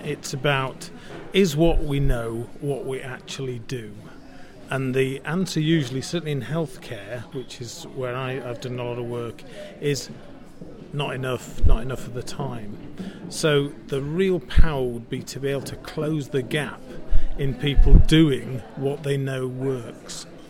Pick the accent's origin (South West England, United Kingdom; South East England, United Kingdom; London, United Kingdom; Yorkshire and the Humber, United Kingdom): Yorkshire and the Humber, United Kingdom; I'm uh, uh, ex-NHS chief exec, and I'm from Yorkshire